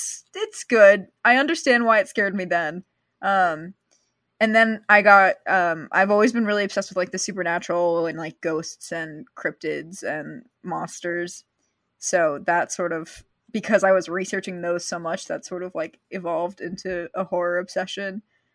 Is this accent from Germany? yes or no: no; Arizona, United States; I'm a teen from Arizona.